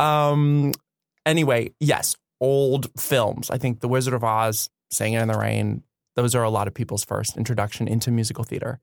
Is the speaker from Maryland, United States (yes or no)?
no; Florida, United States; I grew up in Florida